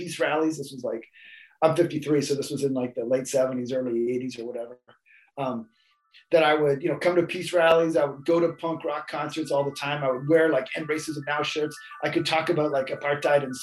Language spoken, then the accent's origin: English; Vancouver Island, Saanich Peninsula, British Columbia, Canada; I grew up on Vancouver Island on Sachem territory on the west side of the Standish Peninsula, pretty much in the middle of nowhere